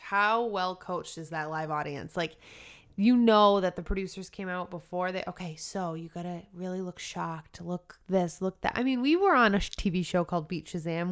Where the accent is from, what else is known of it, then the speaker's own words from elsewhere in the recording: Rhode Island, United States; we're from Rhode Island